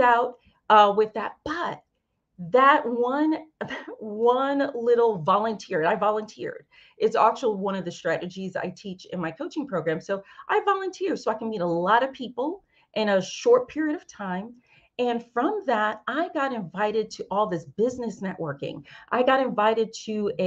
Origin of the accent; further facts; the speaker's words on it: New York City, New York, United States; moved away; my hometown of New York